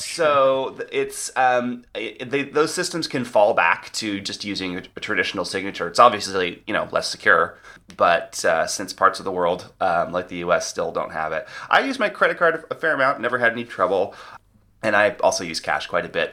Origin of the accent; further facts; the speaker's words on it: United States; we, since we have not adopted chip and pin in the U S